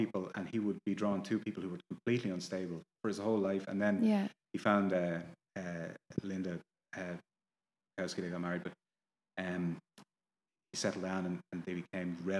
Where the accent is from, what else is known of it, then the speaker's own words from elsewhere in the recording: Ireland; I'm Irish. I live here